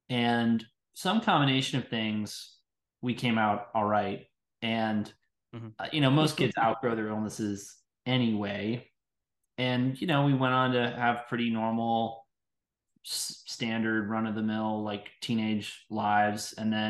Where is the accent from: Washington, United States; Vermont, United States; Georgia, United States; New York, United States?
New York, United States; New York City; born there; I was born in New York City in the Upper